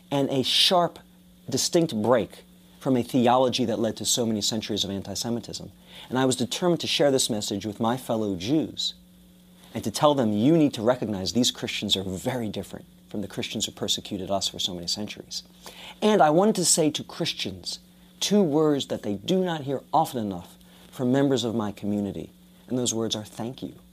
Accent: United States; I've had the privilege of growing up in America. I've had the privilege of growing up in a country where I don't have to be ashamed of my Judaism.

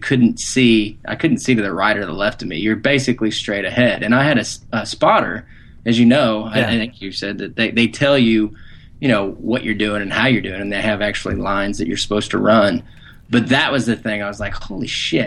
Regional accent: Southern Illinois, United States; I grew up in Southern Illinois, right on the Indiana border

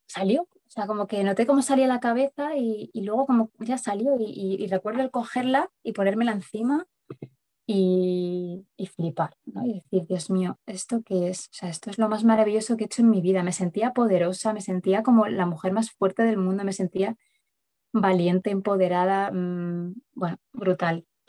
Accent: Madrid, Community of Madrid, Spain; moved away as an adult; now in Sierra Norte de Madrid, Spain; vivo en un pueblo de la Sierra Norte de Madrid, aunque soy de Madrid capital

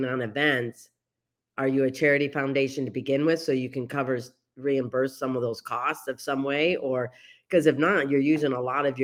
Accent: Westland, Michigan, United States; I was born and raised in Westland, Michigan

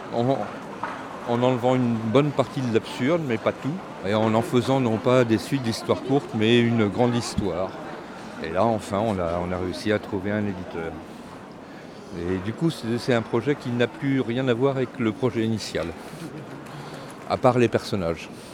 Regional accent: Breton, Brittany, France; comme on est breton, on est un peu têtu

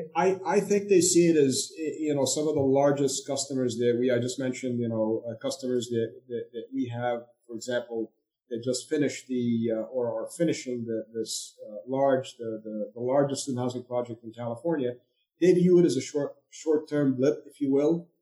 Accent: Egypt; moved away as an adult; also born or lived in India / Europe / Durham, North Carolina; now in United States; I'm originally from Egypt, so I came to the U.S.

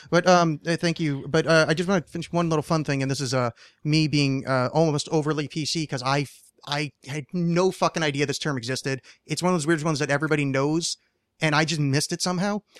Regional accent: East Coast, United States; moved away; I was raised on the East Coast

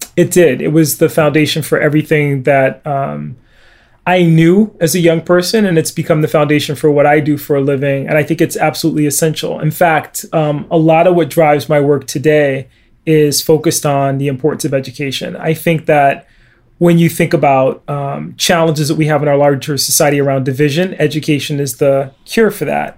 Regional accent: Bridgeport, Connecticut, United States; I grew up in Bridgeport, Connecticut in the 1970s.

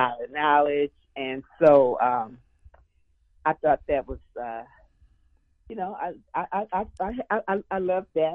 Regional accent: Bay Area, California, United States; now in Atlanta, United States; I'm from the Bay Area

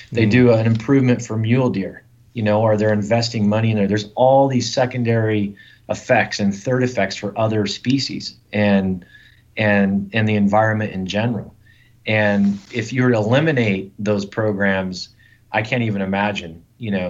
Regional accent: the West, United States; I grew up in the West. I grew up hunting mule deer and elk.

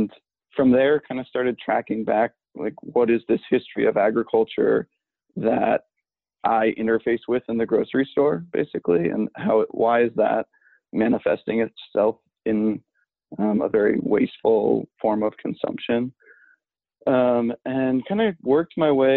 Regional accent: New England, United States; also born or lived in New York City; I'm culturally a New Yorker who grew up in New England. was born in the city, only lived there for a little bit, but raised by proud New Yorkers

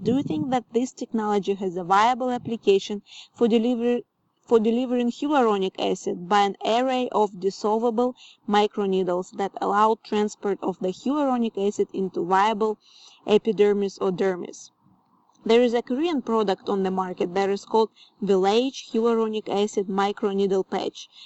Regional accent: Ukraine; now in Austin, United States; I'm originally from Ukraine, but I live in Austin, Texas now.

